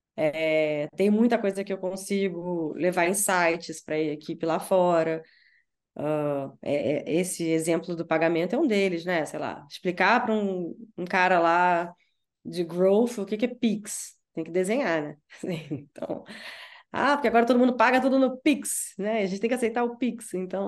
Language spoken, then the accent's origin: Portuguese; Rio de Janeiro, Brazil; moved away as an adult; now in São Paulo, Brazil; Eu sou carioca e tal, eu posso voltar, eu moro em São Paulo, mas eu posso voltar ao Rio